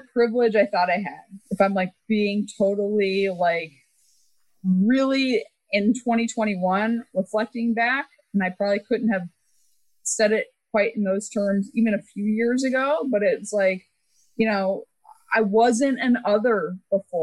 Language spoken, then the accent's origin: English; Texas, United States; moved away as an adult; I grew up in Texas